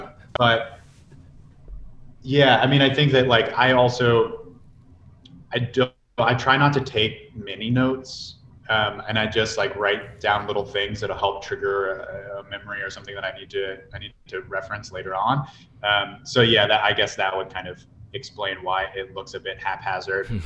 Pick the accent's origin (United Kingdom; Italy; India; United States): United States; Virginia; moved away as an adult; also born or lived in Mongolia; now in San Diego, United States; I'm from Virginia